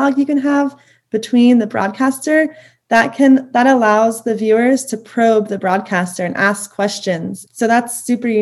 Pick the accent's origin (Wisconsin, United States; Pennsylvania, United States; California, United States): Pennsylvania, United States; Lower Merion; I grew up in Lower Merion, which is right outside of Philadelphia.